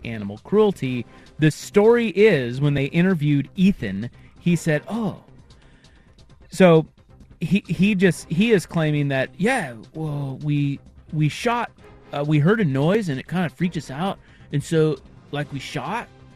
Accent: Kansas, United States; I'm from Kansas

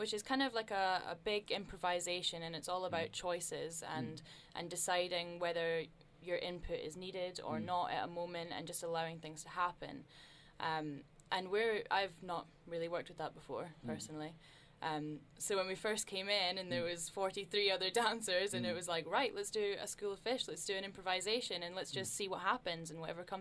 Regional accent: Dundee, Scotland, United Kingdom; moved away as an adult; now in Leeds, United Kingdom; I'm from Dundee, which is a city on the east coast, northern east coast

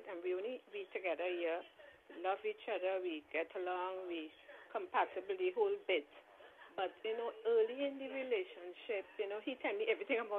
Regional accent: Trinidad & Tobago; moved away; I grew up in Trinidad.

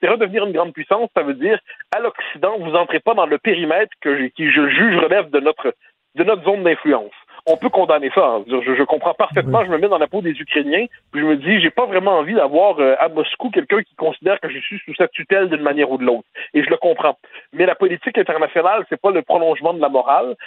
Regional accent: Quebec, Canada; quand on est québécois

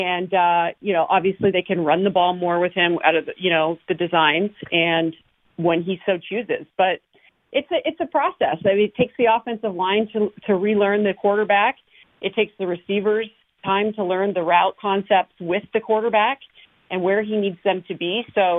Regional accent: Canada; No, I'm originally from Canada, but I grew up in snowbanks, so that's much easier for me.

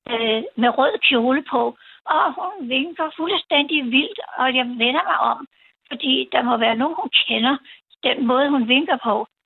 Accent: Copenhagen, Capital Region of Denmark, Denmark; hvor jeg kommer fra, og Danmark og København

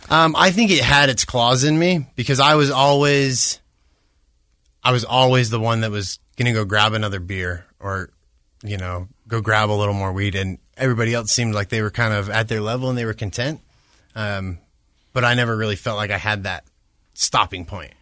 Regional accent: Orem, Utah, United States; also born or lived in Bellevue, Washington / Hawaii; I grew up in Orem

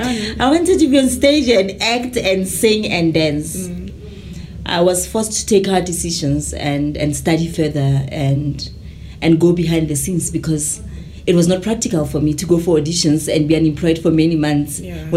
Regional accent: Mahikeng, North West, South Africa; moved away; also born or lived in Kagiso, South Africa; I was born in Kagiso, grew up in Mafikeng.

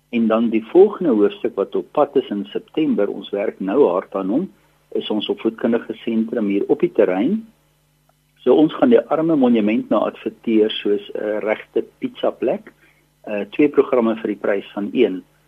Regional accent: South Africa; ons as Afrikaners

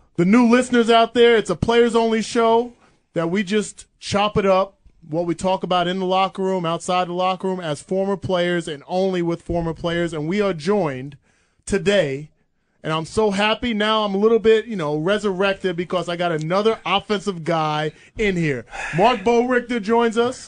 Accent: New Jersey, United States; moved away as an adult; also born or lived in Iowa; where I grew up in Jersey

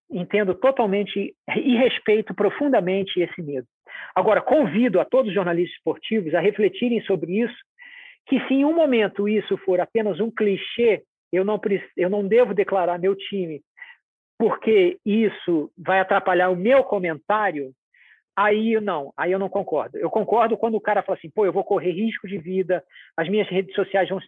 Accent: Rio de Janeiro, Brazil; born there; homem, nasci no Rio de Janeiro, classe média, esse é o meu ponto de vista.

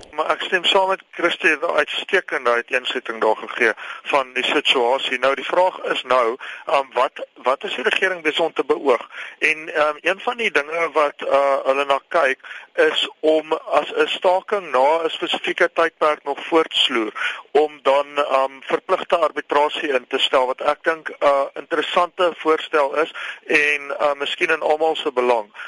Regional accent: South Africa; ons wat wat as Afrikaners gereken word, met ander woorde wit Afrikaanssprekendes

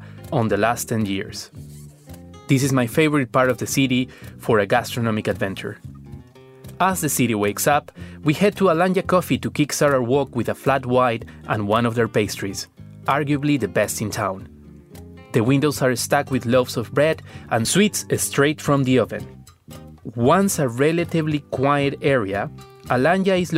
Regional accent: Lima, Peru; Lima, the capital city of Peru and my hometown.

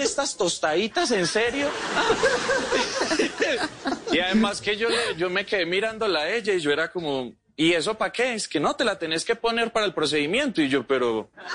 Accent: Medellín, Antioquia, Colombia; Soy comediante de Medellín

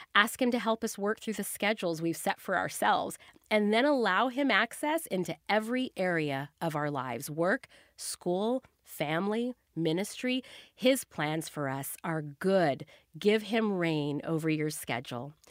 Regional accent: the South, United States; I grew up in the South where everything just naturally moved slower.

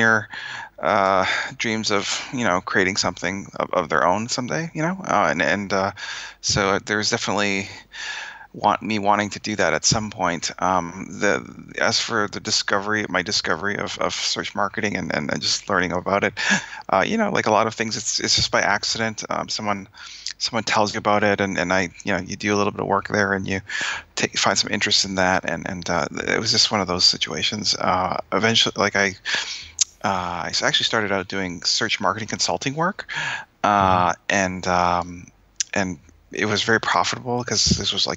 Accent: Winnipeg, Manitoba, Canada; now in Boston, United States; I'm from Canada, like Winnipeg, but I live here in Boston.

